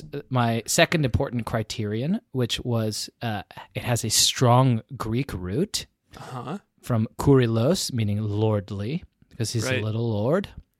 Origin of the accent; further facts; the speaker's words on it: United Kingdom; moved away; I'm British